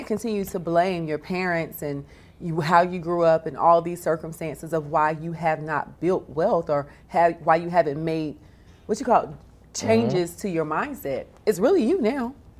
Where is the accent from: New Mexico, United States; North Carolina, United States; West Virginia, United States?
North Carolina, United States; I am. I'm a Southerner.